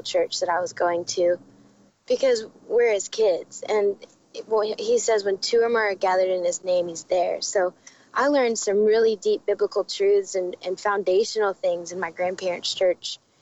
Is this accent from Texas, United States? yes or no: yes; Dallas, Texas, United States; moved away as an adult; also born or lived in Arizona; now in Nashville, United States; we live in Nashville. I grew up in Dallas